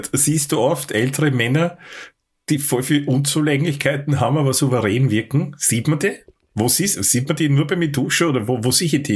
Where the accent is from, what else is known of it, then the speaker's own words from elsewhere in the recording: Austria; für mich auch natürlich als, als Österreicher